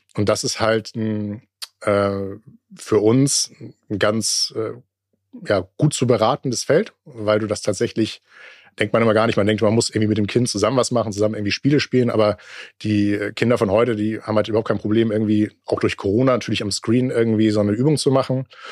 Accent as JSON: {"language": "German", "country": "Germany", "said": "bei uns in Deutschland"}